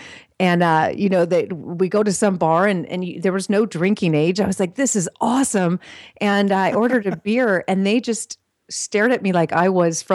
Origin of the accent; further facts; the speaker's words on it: California, United States; also born or lived in Switzerland; growing up in California